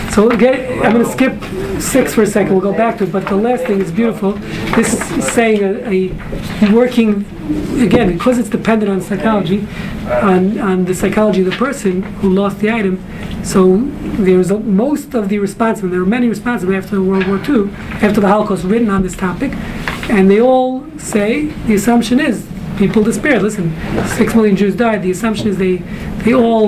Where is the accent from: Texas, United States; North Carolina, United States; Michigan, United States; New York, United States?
New York, United States; New York City; I grew up in Brooklyn